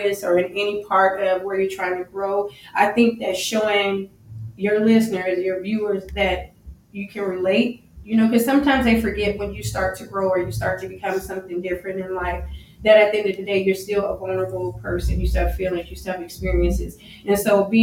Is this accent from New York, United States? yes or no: no; Las Vegas, Nevada, United States; also born or lived in New Orleans, Louisiana; I'm originally from, born in New Orleans, Louisiana, but I was raised in Las Vegas